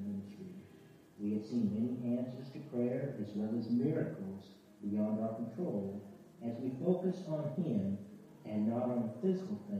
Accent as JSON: {"language": "English", "region": "Washington", "country": "United States", "tie": "born or raised there", "also_born_or_lived": "Alaska / Arizona", "moved": "as an adult", "lives_now": "Philippines", "said": "I was born in Alaska and grew up in Washington State"}